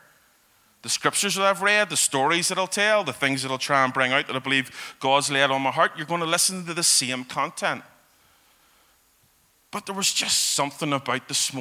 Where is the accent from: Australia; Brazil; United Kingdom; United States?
United Kingdom; Belfast, Northern Ireland; I have been a Belfast guy all my life. I grew up in East Belfast